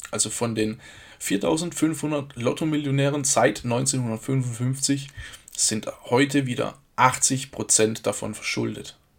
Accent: Germany; hier bei uns in Deutschland

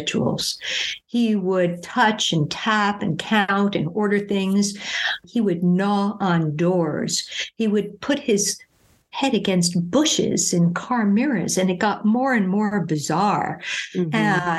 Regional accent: New York City, New York, United States; moved away; I'm originally from New York City

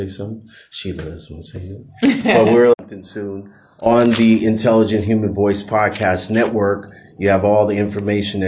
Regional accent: the Bay Area, California, United States; now in Los Angeles, United States; I'm from the Bay

